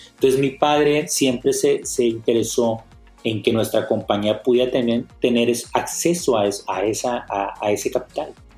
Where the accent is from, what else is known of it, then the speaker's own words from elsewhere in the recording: Monterrey, Nuevo León, Mexico; soy originario de Monterrey